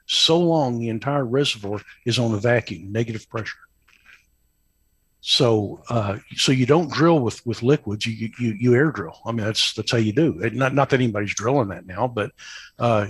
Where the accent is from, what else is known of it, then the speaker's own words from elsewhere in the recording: Tyler, Texas, United States; accent: East Texas drawl; moved away as an adult; now in Midland, United States; I grew up in Tyler, Texas, East Texas